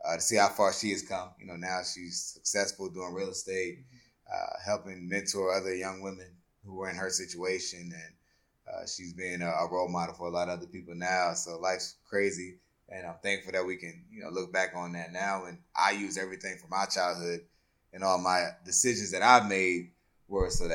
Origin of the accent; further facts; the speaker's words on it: Colonial Beach, Virginia, United States; I grew up in, like you said, mentioned Colonial Beach, Virginia, a little small town